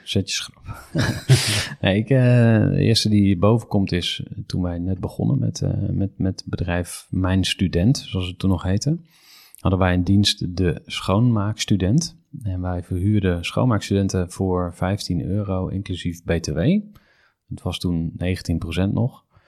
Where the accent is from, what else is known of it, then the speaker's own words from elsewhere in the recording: Utrecht, Netherlands; ik kom uit Utrecht